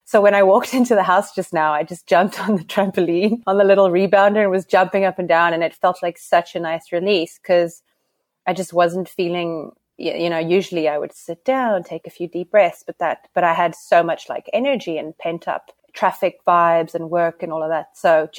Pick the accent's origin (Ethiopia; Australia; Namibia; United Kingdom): Namibia; accent: South African; I'm Namibian. I'm Namibian, but I have what you would call a South African accent, because I don't think you know many people from Namibia.